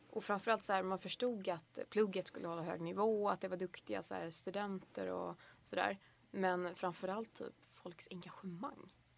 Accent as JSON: {"language": "Swedish", "town": "Hunnebostrand", "region": "Västra Götaland", "country": "Sweden", "moved": "as an adult", "lives_now": "Lund, Sweden", "said": "jag kommer från en liten fiskeby på västkusten som heter Hunnebostrand"}